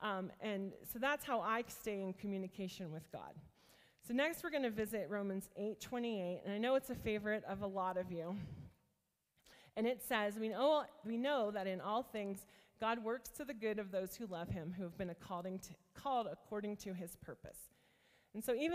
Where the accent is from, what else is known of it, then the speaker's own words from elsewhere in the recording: rural northeast Ohio, United States; I grew up in a very small town in rural northeast Ohio